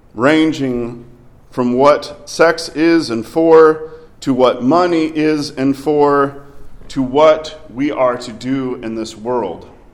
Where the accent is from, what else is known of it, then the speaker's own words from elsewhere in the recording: Arkansas, United States; I grew up in Arkansas.